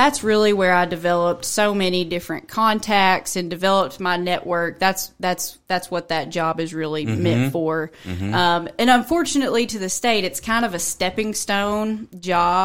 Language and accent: English; Morehead, Kentucky, United States; moved away as an adult; also born or lived in Barbourville, Kentucky; I'm originally from Eastern Kentucky, born and raised in Moorhead and Rowan County